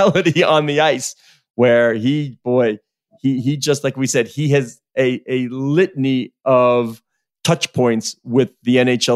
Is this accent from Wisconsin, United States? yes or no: no; Long Island, New York, United States; growing up on Long Island, 10 years old